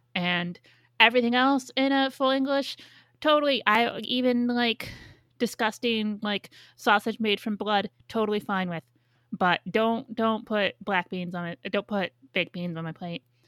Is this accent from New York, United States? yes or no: yes; New York, United States; my hometown